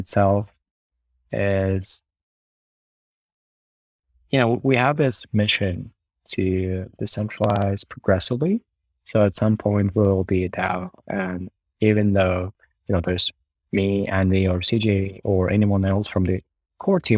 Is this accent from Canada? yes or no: no; Kharkiv, Kharkiv Oblast, Ukraine; moved away as an adult; also born or lived in Kyiv; I'm actually from Ukraine. I grew up in a city called Kharkiv, which is the second largest city in Ukraine and the first capital